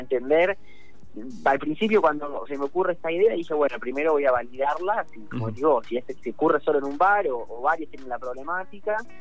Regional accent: La Plata, Buenos Aires Province, Argentina; yo soy de La Plata

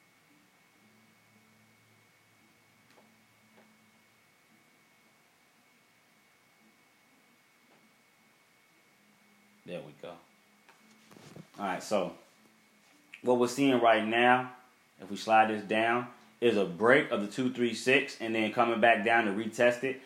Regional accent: Chicago, Illinois, United States; growing up in Chicago

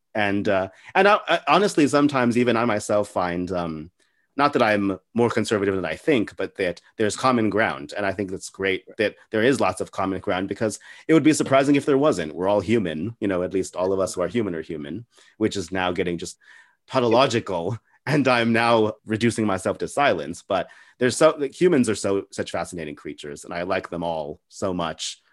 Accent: El Paso, Texas, United States; I'm from a city called El Paso

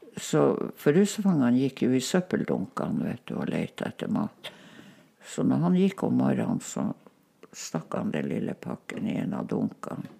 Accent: Kirkenes, Troms og Finnmark, Norway; first language Northern Sami; Norwegian is a second language; Jeg snakka jo bare samisk. For det mm. gjorde vi jo hjemme der hos bestemor

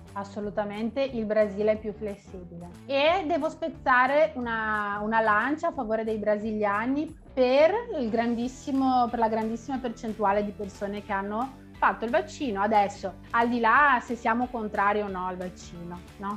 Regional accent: Vicenza, Veneto, Italy; moved away as an adult; now in Porto Alegre, Brazil; Sono nata a Vicenza, che è una piccola città che si trova in Veneto, nel nord Italia, nord-est Italia, e abito da 5 anni a Porto Alegre

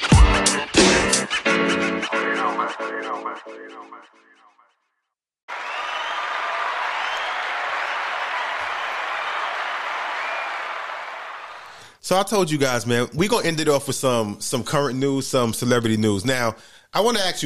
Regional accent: New York City, New York, United States; Growing up in New York City, like, hearing about 9-11, even though I went to school in the Bronx

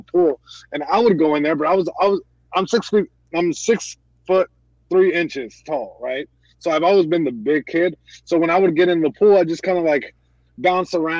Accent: Long Beach, California, United States; I'm born and raised in Long Beach, California

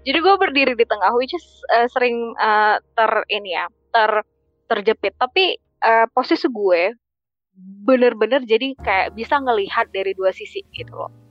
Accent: North Sumatra, Indonesia; kakekku uh, opungku kalau Batak tuh bilangnya opung kebetulan saya Batak

